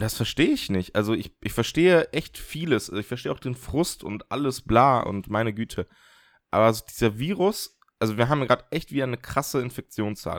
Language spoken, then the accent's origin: German; a village in northern Germany, Germany; also ich kann ein bisschen platt, also so norddeutsches platt. Also verstehen kann ich es äh, komplett, Einfach weil bei mir im Dorf, ich komme aus dem Dorf, so die alten Leute platt gesprochen haben